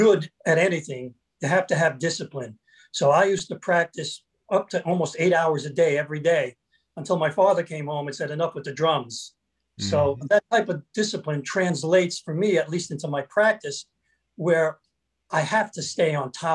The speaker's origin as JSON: {"language": "English", "town": "New York City", "region": "New York", "country": "United States", "tie": "born or raised there", "said": "born in Brooklyn, I'm the middle son"}